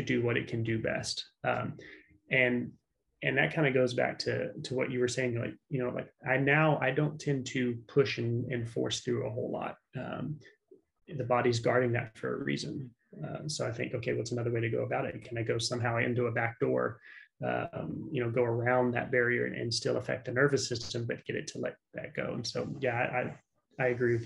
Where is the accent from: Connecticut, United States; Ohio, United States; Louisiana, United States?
Louisiana, United States; South; moved away; I was born in South Louisiana. So like Cajun country